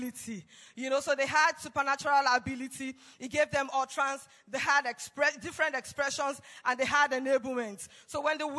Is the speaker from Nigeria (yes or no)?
yes; Nigeria; I was from Nigeria